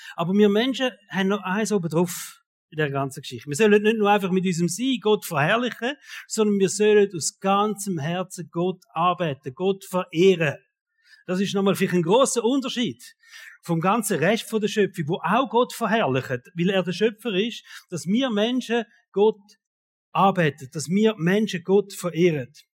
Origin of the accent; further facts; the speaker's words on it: Switzerland; uns Schweizer